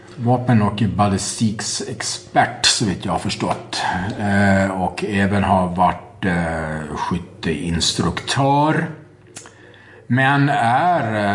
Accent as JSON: {"language": "Swedish", "region": "Gotland", "country": "Sweden", "said": "jag är gotlänning"}